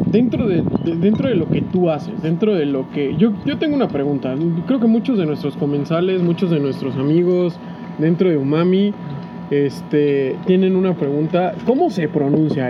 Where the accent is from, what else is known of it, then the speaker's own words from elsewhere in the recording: San Cristóbal de las Casas, Chiapas, Mexico; soy de San Cristóbal